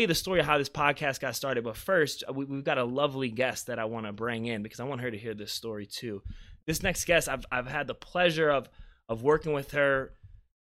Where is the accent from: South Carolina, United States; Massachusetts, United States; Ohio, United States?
South Carolina, United States; Beaufort; moved away; where I'm from in the small town of Beaufort, South Carolina